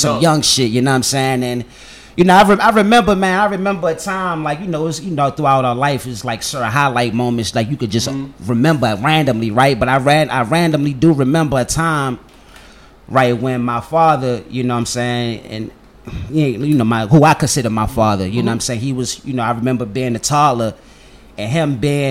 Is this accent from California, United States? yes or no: no; Washington, District of Columbia, United States; I'm born and raised in Washington, D.C.